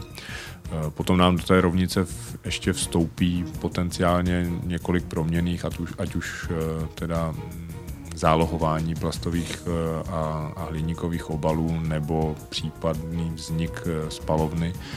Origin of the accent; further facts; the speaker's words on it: Most, Ústí nad Labem Region, Czechia; also born or lived in Prague; Jsem ro- rodilý Mostečan a víceméně tady celý život žiju s nějakou krátkou pauzou na, na školu v Praze